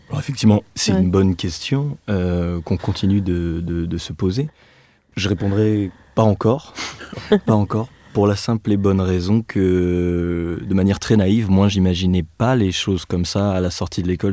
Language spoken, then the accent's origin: French; Nevers, Bourgogne-Franche-Comté, France; moved away; also born or lived in Clermont-Ferrand; je suis né et j'ai grandi à Nevers, comme Félix. Donc c'est une ville de la Loire en Bourgogne